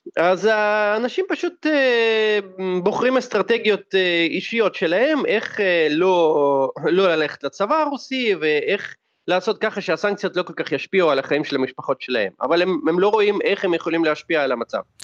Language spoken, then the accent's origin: Hebrew; Russia